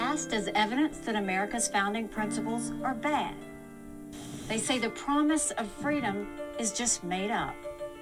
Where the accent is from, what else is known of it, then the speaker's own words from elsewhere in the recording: South Carolina, United States; I was born and raised in South Carolina